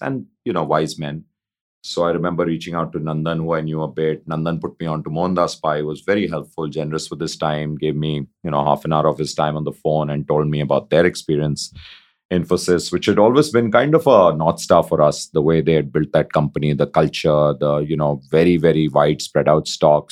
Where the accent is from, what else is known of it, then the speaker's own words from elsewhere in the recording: India; just being Indian, having grown up in India and, you know, done all my education in India